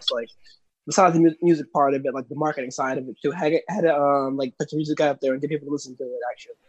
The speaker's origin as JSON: {"language": "English", "town": "Montclair", "region": "New Jersey", "country": "United States", "said": "from Montclair, New Jersey."}